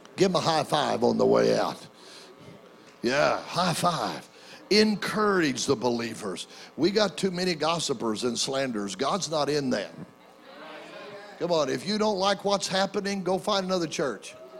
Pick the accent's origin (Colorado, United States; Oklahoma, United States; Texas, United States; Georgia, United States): Oklahoma, United States; Oklahoma City; my hometown uh, of Oklahoma City